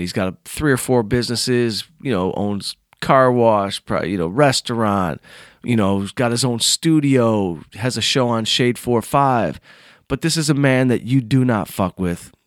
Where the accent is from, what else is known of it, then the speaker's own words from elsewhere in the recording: Southfield, Michigan, United States; moved away; I'm from Southfield, Michigan